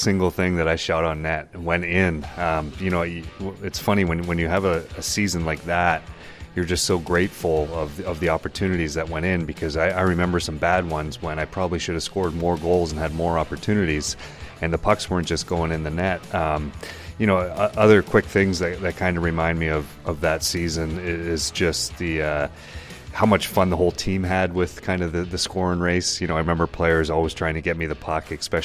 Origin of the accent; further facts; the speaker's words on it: Brampton, Ontario, Canada; now in Columbus, United States; I was from Brampton